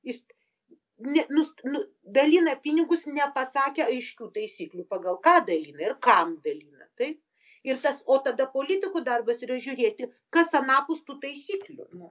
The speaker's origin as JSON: {"language": "Lithuanian", "country": "Lithuania", "said": "mes lietuviai"}